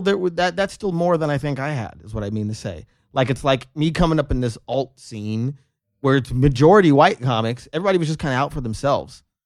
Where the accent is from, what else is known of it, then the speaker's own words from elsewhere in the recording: North Las Vegas, Nevada, United States; I grew up in North Las Vegas, North Town.